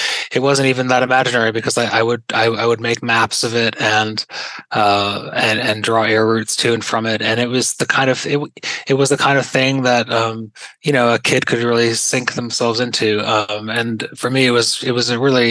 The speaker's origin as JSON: {"language": "English", "town": "Pittsfield", "region": "Massachusetts", "country": "United States", "tie": "born or raised there", "said": "growing up in Pittsfield, in that small city in Western Massachusetts"}